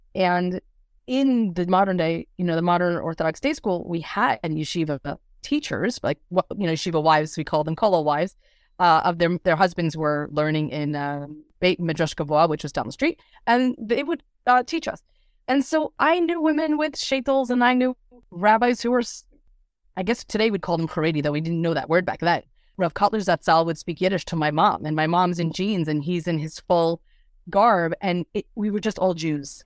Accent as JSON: {"language": "English", "town": "Lakewood", "region": "New Jersey", "country": "United States", "tie": "born or raised there", "moved": "yes", "said": "I grew up in Lakewood, New Jersey"}